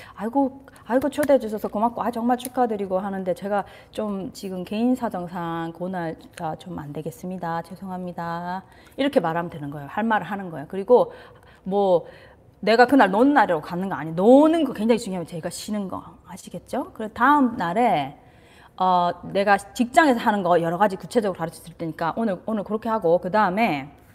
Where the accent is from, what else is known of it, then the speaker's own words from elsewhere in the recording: South Korea; 저도 한국에서 자라서